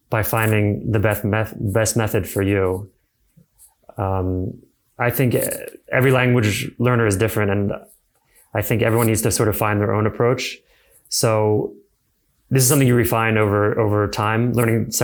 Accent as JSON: {"language": "English", "country": "United States", "said": "as an American"}